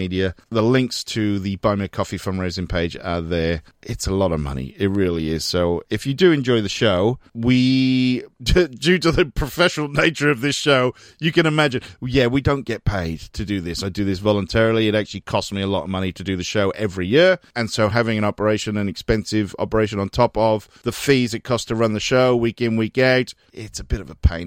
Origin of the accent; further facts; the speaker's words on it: Newport, Wales, United Kingdom; from Newport in South Wales, my old hometown. Well, it's not my old, well, it is an old home, but it is my hometown as well.